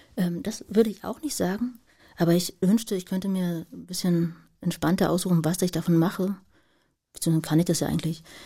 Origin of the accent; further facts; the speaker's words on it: Berlin, Germany; also born or lived in Marzahn, Berlin; ich in Lichtenberg groß geworden, habe ich in Marzahn gelebt